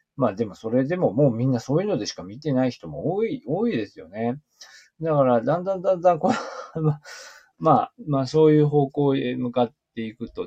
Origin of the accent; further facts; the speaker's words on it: Aomori, Japan; now in Niigata, Japan; 私は青森県の出身